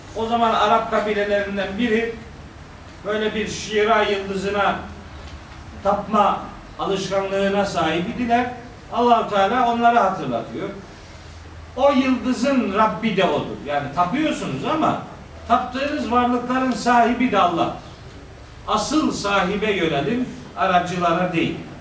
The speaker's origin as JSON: {"language": "Turkish", "region": "our Black Sea region", "country": "Turkey"}